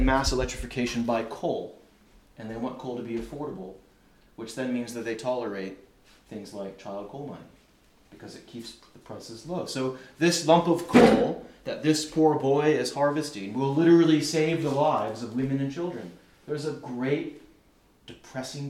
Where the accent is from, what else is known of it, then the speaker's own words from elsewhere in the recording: United States; I'm not American by choice